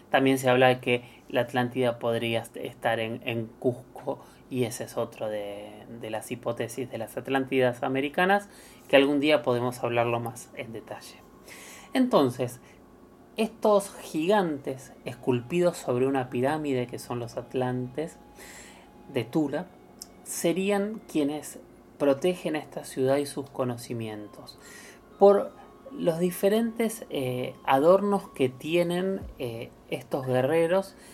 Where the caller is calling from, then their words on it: Quilmes, Buenos Aires Province, Argentina; Hola Héctor, hola Luis. Eh … de Quimes